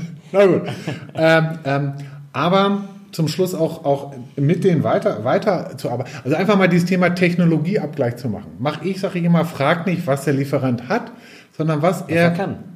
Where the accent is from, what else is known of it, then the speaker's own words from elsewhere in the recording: North Rhine-Westphalia, Germany; mein Schätzchen, wie man so als Westfale bei uns so sagt.